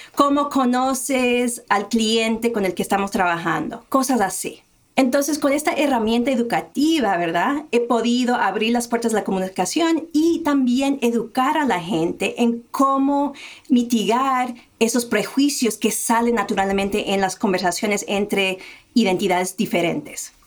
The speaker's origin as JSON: {"language": "Spanish", "country": "United States", "tie": "born or raised there", "said": "yo me crié en un pueblo en Estados Unidos que era blanco y nuestra familia era la única familia de color hispana en el pueblo"}